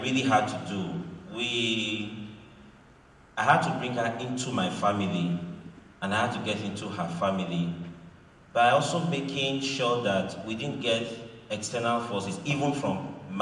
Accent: Delta, Nigeria; English is a second language; also born or lived in Edo State; I grew up in Delta State

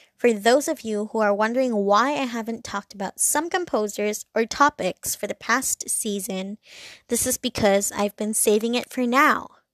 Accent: Hong Kong; I'm from Hong Kong and it's very busy, it's very loud

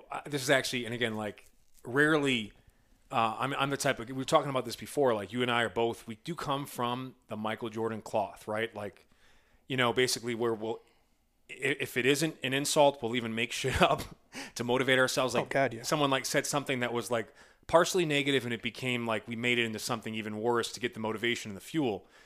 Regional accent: Midwest, United States; I'm from the Midwest

